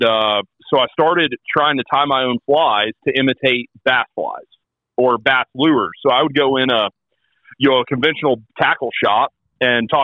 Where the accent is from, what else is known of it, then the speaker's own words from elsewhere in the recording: North Alabama, United States; I'm from North Alabama